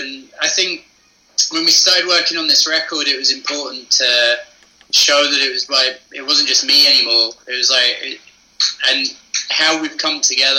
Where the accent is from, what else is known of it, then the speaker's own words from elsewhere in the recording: Aberdeen, Scotland, United Kingdom; moved away as an adult; also born or lived in England / Edinburgh; in Aberdeen. So, like, I grew up in Aberdeen as well.